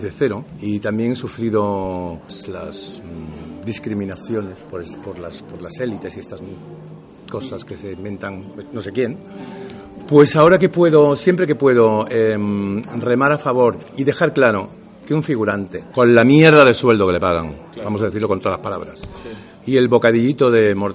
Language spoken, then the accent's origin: Spanish; Andalusia, Spain; accent: Andalusian; Y yo, yo normalmente me mi, día a con mi acento andaluz.